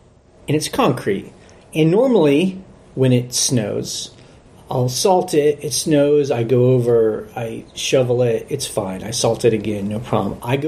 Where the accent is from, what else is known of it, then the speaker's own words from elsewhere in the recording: Texas, United States; moved away; and I'm from Texas.